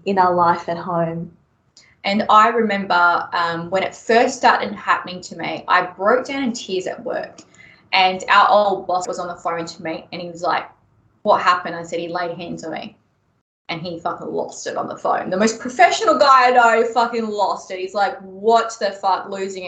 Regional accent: Melbourne, Victoria, Australia; moved away as an adult; now in Brisbane, Australia; I grew up in Melbourne

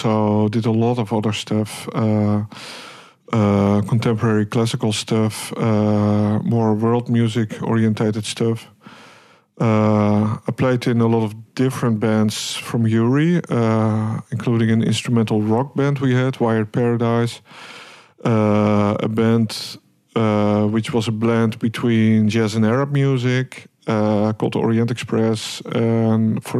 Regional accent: Hilversum, North Holland, Netherlands; also born or lived in Amsterdam; I was born in Amsterdam, raised in Hilversum, where I actually went to primary school, high school, conservatory

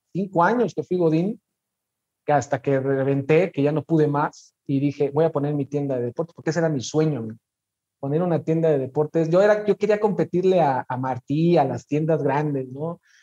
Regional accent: Mexico City, Mexico; moved away as an adult; now in Morelia, Mexico; nací en la Ciudad de México, junio del 84 para ser exactos, siempre de feño, siempre chilango, 100%.

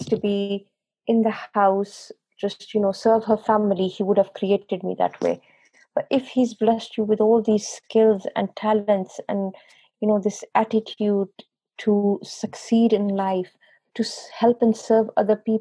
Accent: Pakistan; moved away as an adult; now in England; I was born and brought up in Pakistan, but when I came over here to England

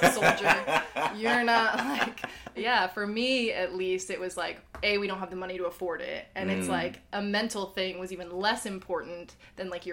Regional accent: Illinois, United States; moved away as an adult; I'm from Illinois. I've only been here for like 4 years

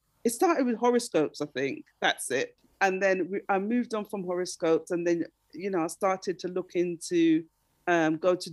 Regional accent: London, United Kingdom; also born or lived in Darlington / Islington / Stoke Newington / Tottenham; now in Nottingham, United Kingdom; I was born in Darlington, and that's in, it's the northeast of England. It's near to Scotland. And my parents moved down to London when I was three

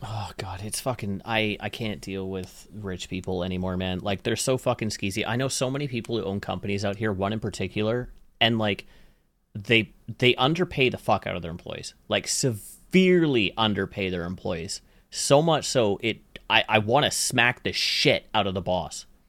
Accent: Canada; I'm Canadian

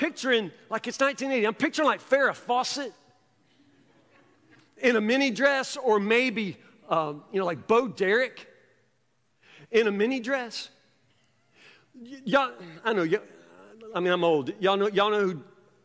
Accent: Woodburn, Kentucky, United States; also born or lived in Louisville, Kentucky; I grew up in the South

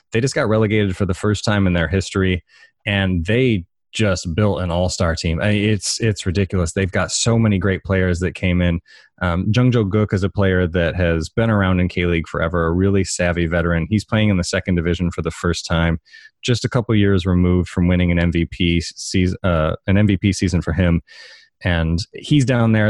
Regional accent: Detroit, Michigan, United States; moved away; also born or lived in Chicago; I grew up in, near Detroit

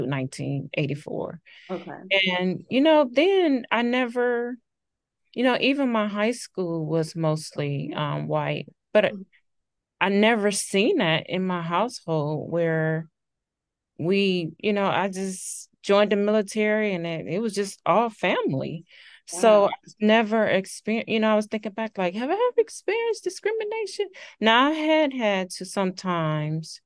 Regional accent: Cleveland, Ohio, United States; moved away as an adult; now in St. Louis, United States; I'm originally from Cleveland, Ohio, but I live in the St. Louis, Missouri area.

